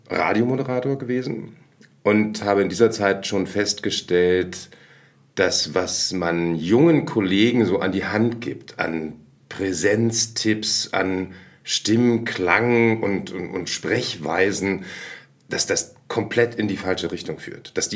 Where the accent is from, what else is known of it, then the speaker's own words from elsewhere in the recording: Berlin, Germany; also born or lived in Lemgo; Ich bin in Lemgo in Westfalen geboren, aber schon relativ jung nach Berlin gekommen. Das heißt, ich bin eigentlich komplett berlinisch ähm, ja, aufgewachsen. Allerdings nicht so, wie man Ickedette Kicke Berliner sich vorstellt, sondern am Stadtrand.